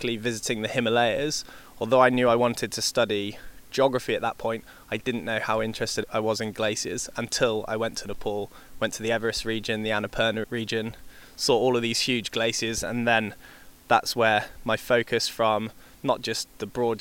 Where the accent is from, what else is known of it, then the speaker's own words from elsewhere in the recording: Market Lavington, South West England, United Kingdom; moved away as an adult; now in New Zealand; I grew up southwest of the UK in a county called Wiltshire and a tiny little village called Market Lavington, which is just under Salisbury Plain